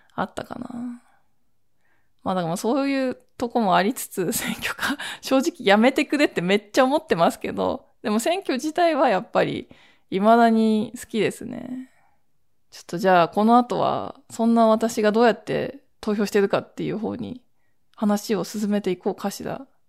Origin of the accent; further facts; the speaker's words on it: Toshima, Tokyo, Japan; 私この豊島区出身で